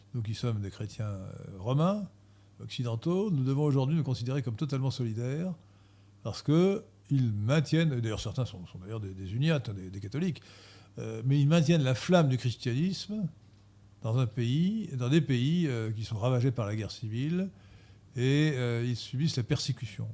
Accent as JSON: {"language": "French", "country": "France", "lives_now": "Versailles, France", "said": "en tant que Français"}